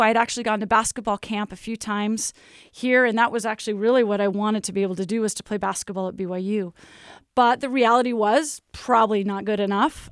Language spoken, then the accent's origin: English; Lake Oswego, Oregon, United States; moved away as an adult; now in Provo, United States; it was fun growing up in Lake Oswego